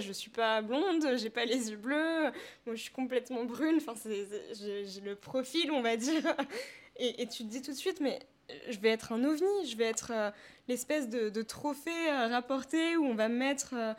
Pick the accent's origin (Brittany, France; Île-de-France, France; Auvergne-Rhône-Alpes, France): Île-de-France, France; Paris; je viens de Paris 15, c'est là-bas que je suis née.